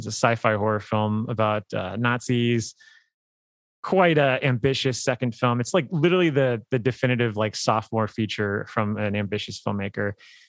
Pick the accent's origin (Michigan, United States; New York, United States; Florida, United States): Florida, United States; South; I'm from South Florida